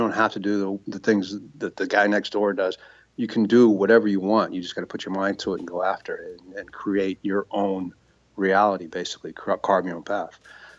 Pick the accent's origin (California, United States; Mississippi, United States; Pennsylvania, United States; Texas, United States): California, United States; San Francisco; And at the time I was living in California. I grew up in San Francisco.